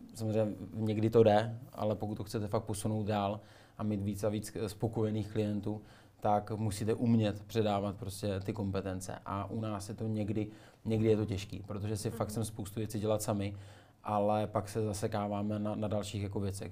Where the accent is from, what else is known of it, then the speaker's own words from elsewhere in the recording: Moravská Třebová, Pardubice Region, Czechia; Moravská Třebová